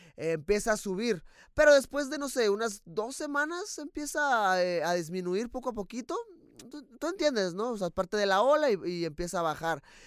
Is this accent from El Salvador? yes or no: no; Mexico; como mexicano